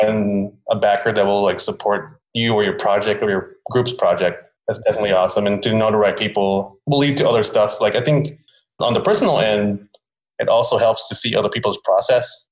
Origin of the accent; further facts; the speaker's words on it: Philippines; moved away; I was born in the Philippines